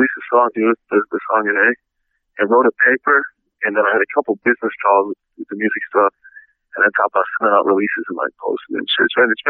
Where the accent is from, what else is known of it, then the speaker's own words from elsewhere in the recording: Chicago, Illinois, United States; moved away as an adult; now in Indiana, United States; I'm from Chicago. I go to school in Indiana.